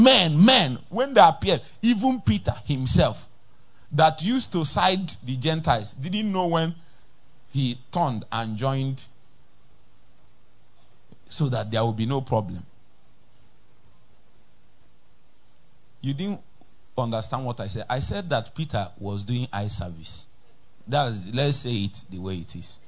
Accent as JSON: {"language": "English", "town": "Nnewi", "region": "Anambra", "country": "Nigeria", "said": "I'm from Newi"}